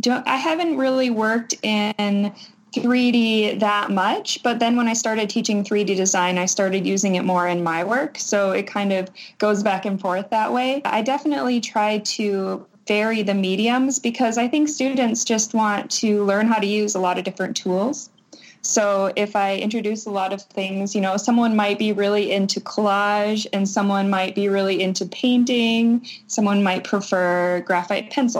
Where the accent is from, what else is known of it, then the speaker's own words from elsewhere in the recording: Rolette, North Dakota, United States; moved away as an adult; now in Arkansas, United States; I'm from Rowlett, North Dakota, and it's a town of about 500 people. I grew up on a farm.